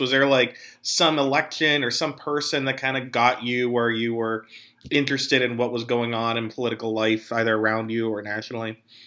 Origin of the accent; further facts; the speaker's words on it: northern Allegheny County, Pennsylvania, United States; I'm from Allegheny County originally and from uh, northern Allegheny County